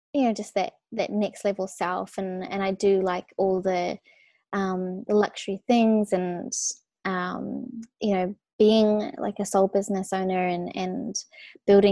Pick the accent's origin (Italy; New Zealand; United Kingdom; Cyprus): New Zealand; moved away as an adult; also born or lived in Australia; I was born in New Zealand, but I like now I literally only am in New Zealand for Christmas time with my family.